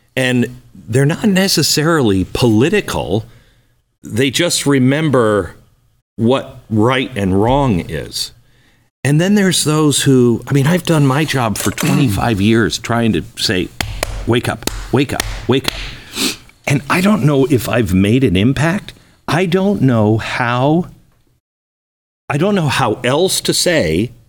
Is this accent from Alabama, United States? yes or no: no; Seattle, Washington, United States; I grew up in Seattle